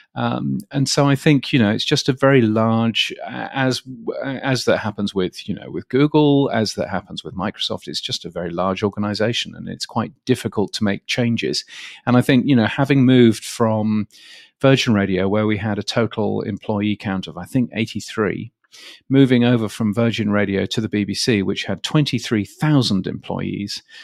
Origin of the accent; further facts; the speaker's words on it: United Kingdom; moved away as an adult; now in Australia; in the U K, um, where I was born, where I grew up